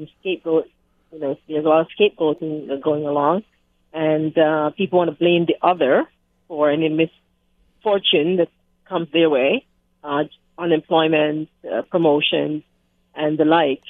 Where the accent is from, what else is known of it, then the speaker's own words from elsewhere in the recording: Canada; We are Canadians